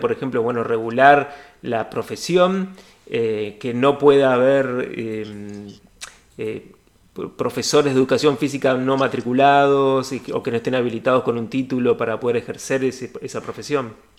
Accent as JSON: {"language": "Spanish", "country": "Argentina", "said": "Los argentinos y argentinas"}